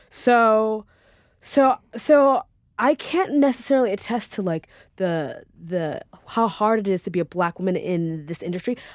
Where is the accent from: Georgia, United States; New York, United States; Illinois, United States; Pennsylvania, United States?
New York, United States; I grew up on Long Island.